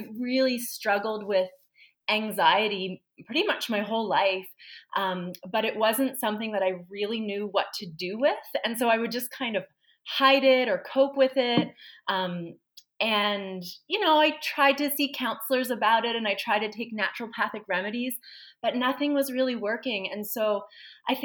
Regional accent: Halifax, Nova Scotia, Canada; I was born in Halifax, raised in Halifax, specifically the community of Spryfield.

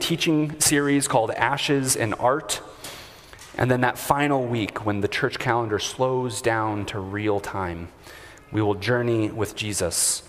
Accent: United States; As comfortable American Anglicans

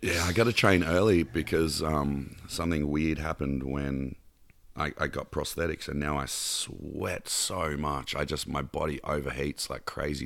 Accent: Canberra, Australian Capital Territory, Australia; also born or lived in Mornington Peninsula, Victoria / Bondi Beach, Sydney; I was born in Melbourne, uh, about an hour and a half south of Melbourne in a little town called Mornington Peninsula, and Dad got posted to the capital of Australia as, um, a cop. He was, um, Australian Bureau of Criminal Intelligence. So we moved to Canberra when I was ten

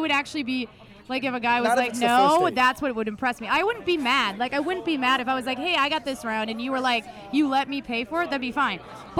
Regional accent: Minneapolis, Minnesota, United States; moved away; everyone thinks I'm from the East Coast. I'm from Minneapolis.

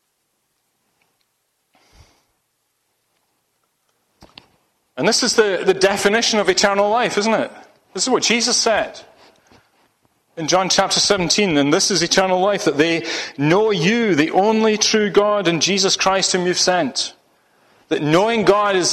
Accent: Ayrshire, Scotland, United Kingdom; now in Solihull, United Kingdom; I was born and grew up in Ayrshire, in Scotland.

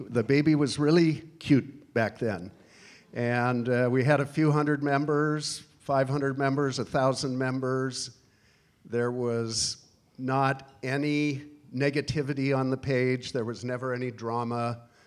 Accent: Washington, United States; moved away as an adult; also born or lived in Alaska / Midwest / New York City; I was born in Alaska and moved to Washington when I was two years old.

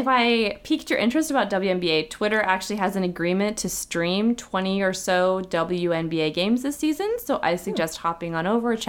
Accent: Seattle, Washington, United States; the Seattle Storm, my hometown team

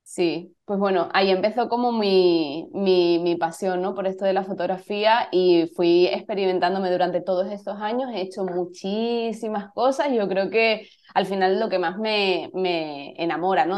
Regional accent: Cádiz, Andalusia, Spain; moved away as an adult; also born or lived in Madrid; Yo soy de Cádiz y, me fui a Madrid con 18, 19 años

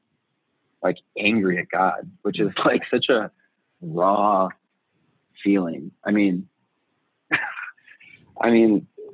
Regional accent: Southern California, United States; moved away as an adult; now in Chicago, United States; I was originally born and raised in California, Southern California

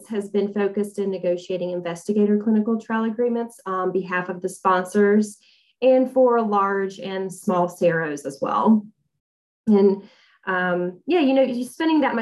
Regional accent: Georgia, United States; moved away as an adult; now in Raleigh, United States; I live in Raleigh, North Carolina, and I'm originally from Georgia

